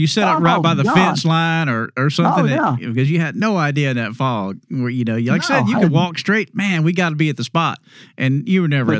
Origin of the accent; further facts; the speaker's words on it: Kingwood, Texas, United States; moved away as an adult; now in Mississippi, United States; growing up in Kingwood